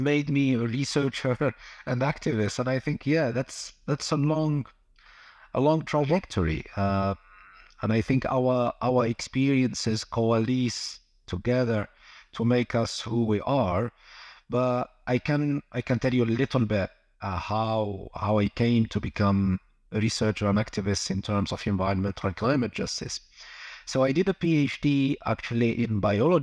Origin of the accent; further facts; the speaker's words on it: Algeria; moved away; also born or lived in London; I'm originally from Algeria